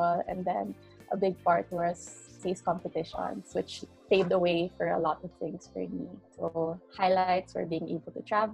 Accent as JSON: {"language": "English", "town": "Butuan", "region": "Caraga", "country": "Philippines", "also_born_or_lived": "Manila", "moved": "as an adult", "lives_now": "Butuan, Philippines", "said": "So I'm originally from Butuan City, which is where after 8 long years, move naman ulit ako"}